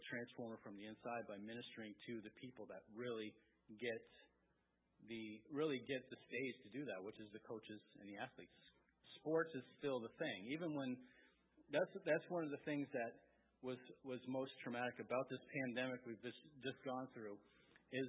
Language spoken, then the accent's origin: English; coastal Maine, United States; also born or lived in Wiscasset, Maine / Bath, Maine; that's where I grew up. I grew up in Alma. We lived in Wiscasset and Bath